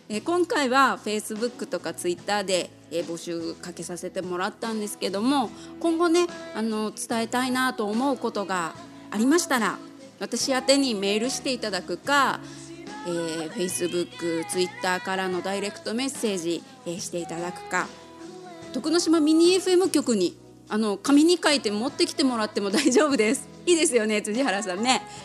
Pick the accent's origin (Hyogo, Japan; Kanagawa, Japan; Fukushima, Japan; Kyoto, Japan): Hyogo, Japan; Kobe; also born or lived in Kametsu, Tokunoshima, Kagoshima; now in Tokyo, Japan; 私亀津出身と言いましたが実は幼稚園までしかいなくてそこから神戸で育ちました